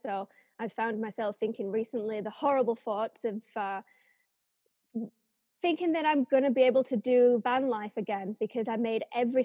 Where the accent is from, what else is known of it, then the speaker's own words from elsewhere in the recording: England, United Kingdom; moved away as an adult; also born or lived in Japan; some little English girl that has just never really left the country before